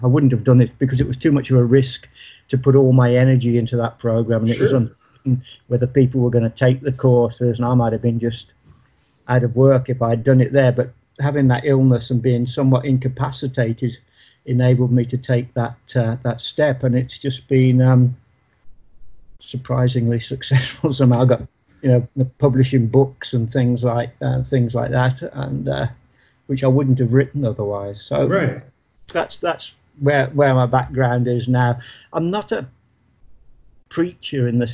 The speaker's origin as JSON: {"language": "English", "town": "Birmingham", "region": "West Midlands", "country": "United Kingdom", "tie": "born or raised there", "said": "Birmingham, my hometown"}